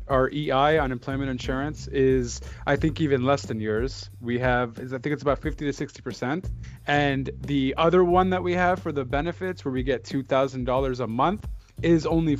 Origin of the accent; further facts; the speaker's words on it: Canada; I'm Canadian